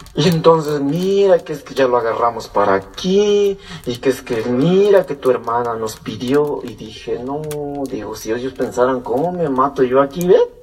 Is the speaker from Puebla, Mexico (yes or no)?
yes; Puebla, Mexico; also born or lived in California; now in United States; nosotros somos del estado de Puebla, Este, ya, yo soy de Puebla